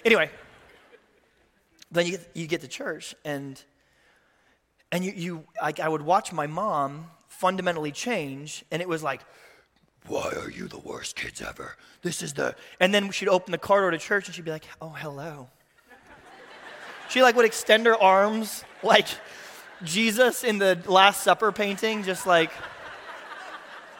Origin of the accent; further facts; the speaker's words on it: Tulsa, Oklahoma, United States; I grew up in the Midwest. My dad was a Lutheran pastor in Tulsa, Oklahoma